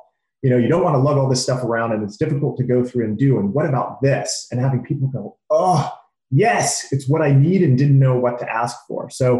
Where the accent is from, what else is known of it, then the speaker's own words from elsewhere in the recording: California, United States; So growing up in the Bay Area, you know, you're literally surrounded by tons of information, innovation, and tons of technology.